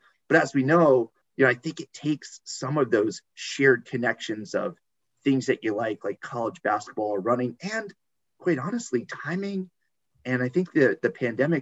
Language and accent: English; New Jersey, United States; moved away as an adult; also born or lived in West Virginia; now in Baltimore, United States; I'm originally from New Jersey